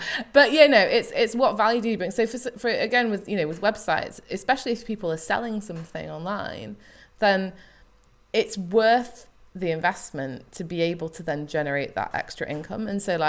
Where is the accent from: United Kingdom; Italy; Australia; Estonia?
United Kingdom; because I'm British and we don't like talking about money